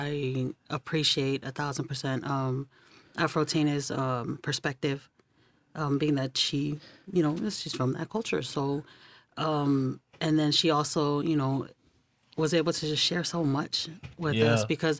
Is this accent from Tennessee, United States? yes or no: no; South San Francisco, California, United States; We didn't grow up in San Francisco, but we grew up in South City.